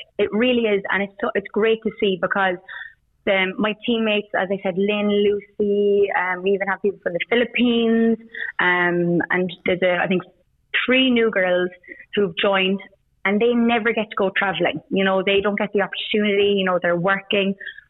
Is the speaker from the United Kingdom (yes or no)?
no; Queensland, Australia; moved away as an adult; now in Cambodia; I'm actually from Queensland, so footy was never really on my radar growing up.